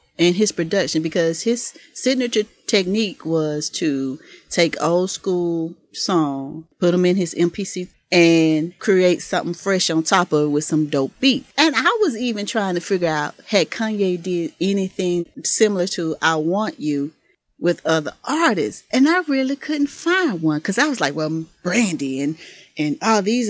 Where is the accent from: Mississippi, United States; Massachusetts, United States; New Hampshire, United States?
Mississippi, United States; I'm from the South. I'm from Mississippi